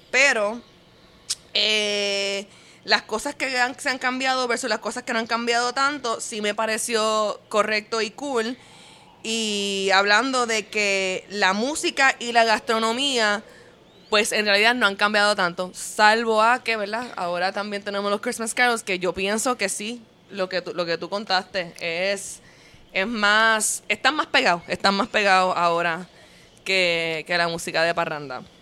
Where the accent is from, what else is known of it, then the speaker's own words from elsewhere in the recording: Puerto Rico; moved away as an adult; also born or lived in New York; Yo cuando vivía en, Puerto Rico en high school